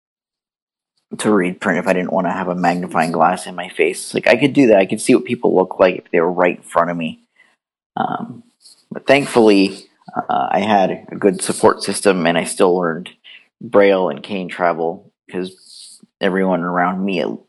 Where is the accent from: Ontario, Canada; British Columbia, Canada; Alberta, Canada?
Ontario, Canada; Brampton; also born or lived in Bracebridge / Barrie; I was born in Brampton